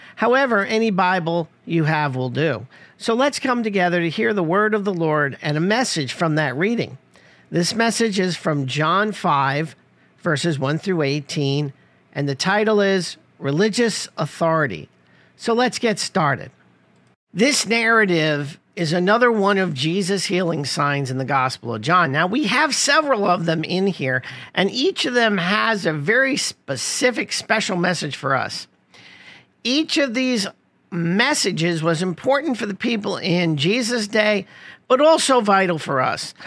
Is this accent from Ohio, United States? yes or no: no; New York City, New York, United States; growing up in Rosedale, Queens, located in New York City